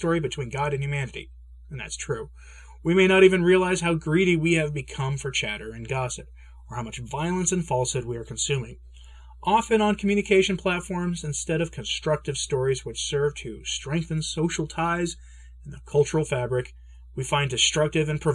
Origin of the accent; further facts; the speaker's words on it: United States; I'm an American